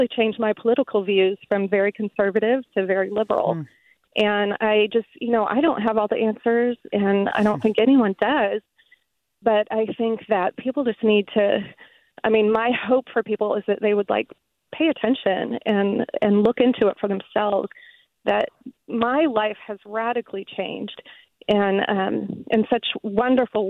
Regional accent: Midwest, United States; moved away as an adult; now in San Jose, United States; I grew up in the Midwest

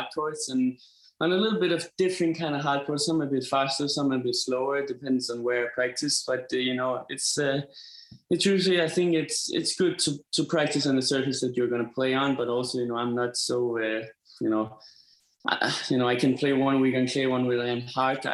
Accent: Denmark; I'm from Denmark, you know, it's cold and it's snowing and everything.

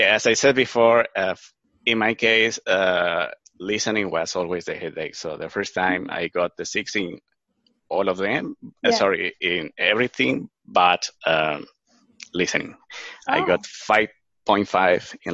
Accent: Venezuela; English is a second language; moved away as an adult; also born or lived in Ecuador; now in Australia; I'm from Venezuela. Well, actually I was born in Ecuador, but my parents moved to Venezuela when I was just 3 years old, so I feel more like Venezuelan person than Ecuadorian.

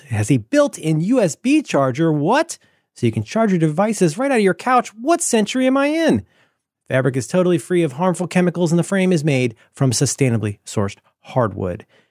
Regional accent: United States

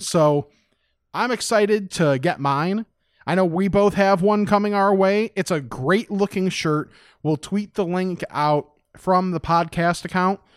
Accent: West Chicago, Illinois, United States; born or raised there

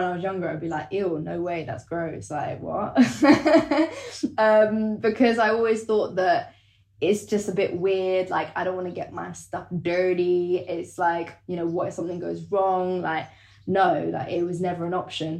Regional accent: London, United Kingdom; For me, I'm a Londoner. I grew up in London.

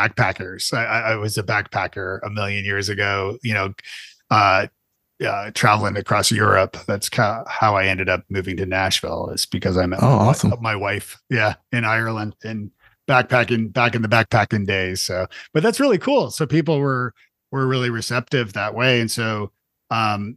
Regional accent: Toronto, Ontario, Canada; now in United States; So I grew up in Canada. I grew up in Toronto

